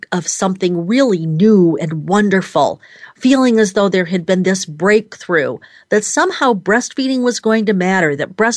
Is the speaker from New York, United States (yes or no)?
yes; Rochester, New York, United States; my hometown, Rochester, New York